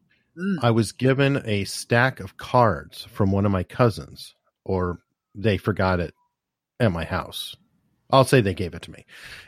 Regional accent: Tucson, Arizona, United States; now in Hampton, United States; I grew up in Tucson, Arizona, which is really an extension of California

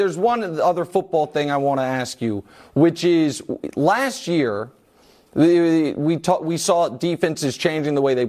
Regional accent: Kansas City, Missouri, United States; my hometown, what you've done for Kansas City

